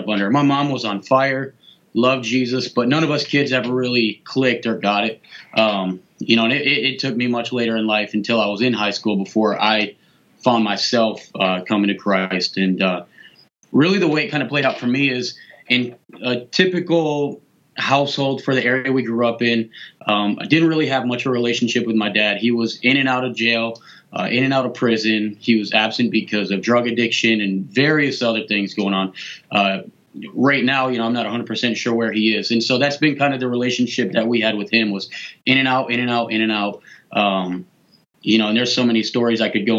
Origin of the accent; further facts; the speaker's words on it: Flint, Michigan, United States; also born or lived in Springfield; now in Baltimore, United States; I was born and raised in Flint